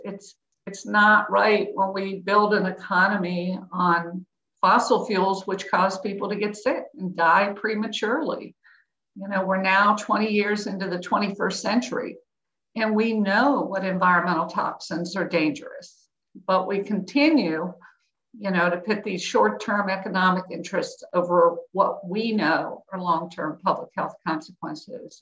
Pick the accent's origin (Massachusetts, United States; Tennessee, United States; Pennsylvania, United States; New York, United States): Pennsylvania, United States; Pittsburgh; I grew up in Pittsburgh in the 60s and 70s